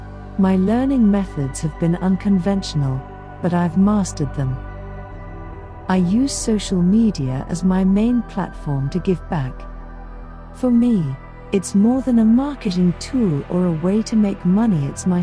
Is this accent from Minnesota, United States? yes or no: no; New York, United States; I'm a hybrid writer. I'm from New York.